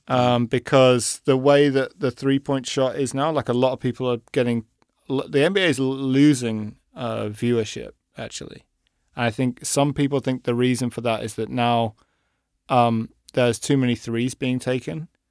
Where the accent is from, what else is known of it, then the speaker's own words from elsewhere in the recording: England, United Kingdom; I'm English